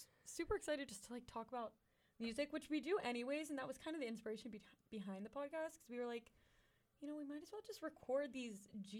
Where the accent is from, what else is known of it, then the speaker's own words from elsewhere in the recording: Pittsburgh, Pennsylvania, United States; moved away as an adult; also born or lived in Auburn, Alabama; I'm from Pittsburgh, Pennsylvania.